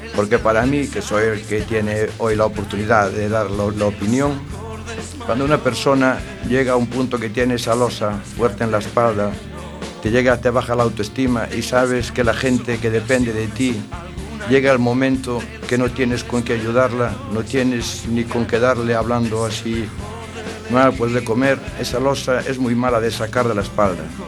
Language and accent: Spanish; Barbanza, Galicia, Spain; de la zona de donde soy yo, de allí del Barbanza